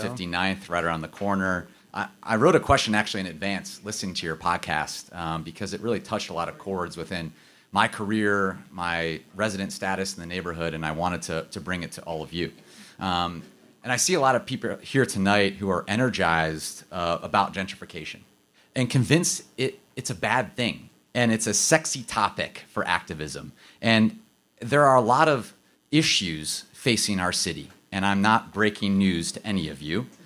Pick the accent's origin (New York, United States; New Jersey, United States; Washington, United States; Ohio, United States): Ohio, United States; Akron; my hometown in Akron